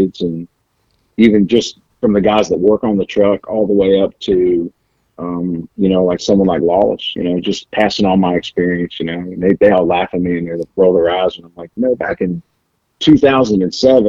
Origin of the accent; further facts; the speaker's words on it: New Jersey, United States; moved away as an adult; I grew up in New Jersey